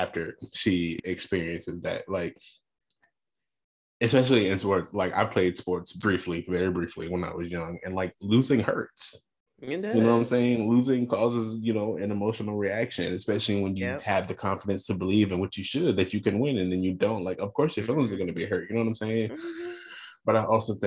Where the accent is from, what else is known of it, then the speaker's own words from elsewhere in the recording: United States; being Black American